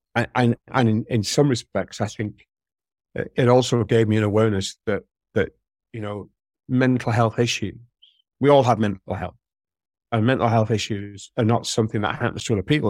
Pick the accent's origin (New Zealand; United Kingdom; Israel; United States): United Kingdom; St Helens, North West England; accent: Merseyside; moved away; I grew up in Saint Helens, uh, which is in Merseyside, it was Lancashire when I was born